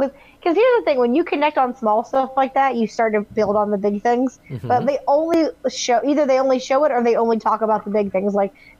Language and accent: English; the South, United States; I'm from the South, and I have never heard anyone say daddy.